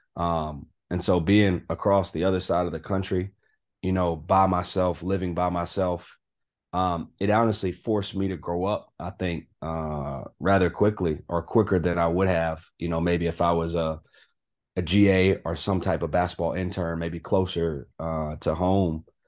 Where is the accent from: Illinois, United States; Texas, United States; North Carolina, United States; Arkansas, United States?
North Carolina, United States; Durham; moved away as an adult; also born or lived in Kentucky / Stanford, California / Richmond, Virginia; growing up there all the way through high school, um, you know, being from North Carolina